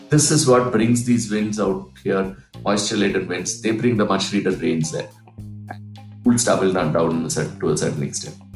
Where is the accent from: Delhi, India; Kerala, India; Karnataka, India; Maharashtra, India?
Kerala, India; Palakkad; I've heard of this place called Jainamedu in, in, in my hometown in Palghat.